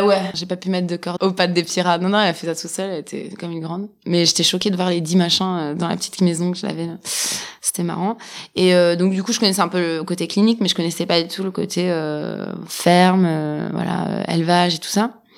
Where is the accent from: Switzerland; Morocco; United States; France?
Switzerland; j'ai grandi en Suisse